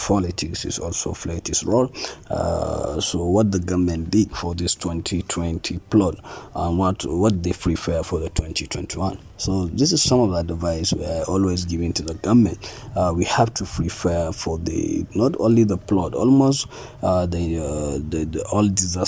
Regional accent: Jigawa, Nigeria; I'm from Jigawa, we have 27 local government.

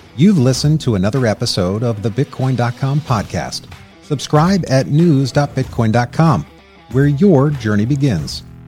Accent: United States; I'm American

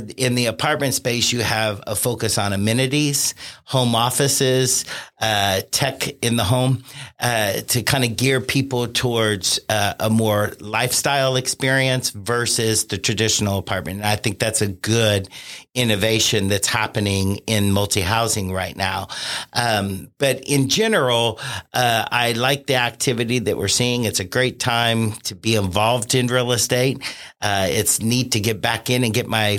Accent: Vevay, Indiana, United States; I was born and raised in Vivi, Indiana

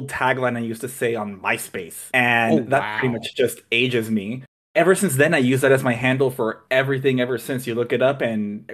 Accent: Los Angeles, California, United States; I'm from Los Angeles

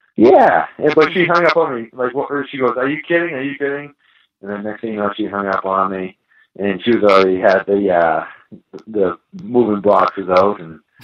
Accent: Boston, Massachusetts, United States; I'm from Boston, like I'm gonna stay here in Boston

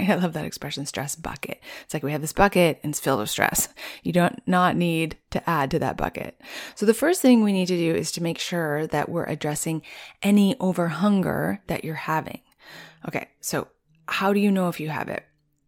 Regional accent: Rocky Mountains, United States; it's so different from where I grew up in the Rocky Mountains, which pretty much had winter 8 months of the year.

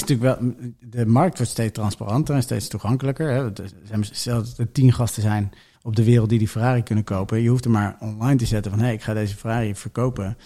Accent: Benschop, Utrecht, Netherlands; ik kom uit Benschop

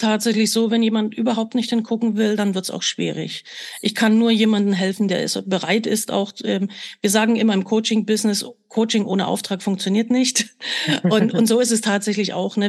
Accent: Germany; ich bin ja damals in der DDR geboren

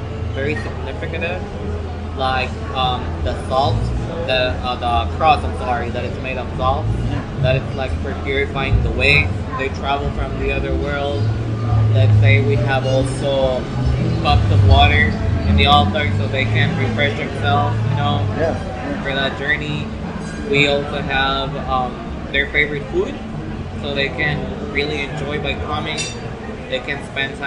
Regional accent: Mexico City, Mexico; moved away as an adult; now in Puerto Vallarta, Mexico; I am originally from Mexico City

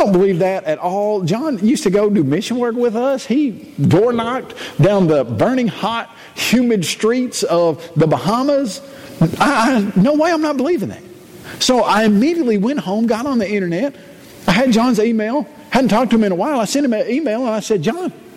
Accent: Columbia, Tennessee, United States; grew up in Columbia, Tennessee

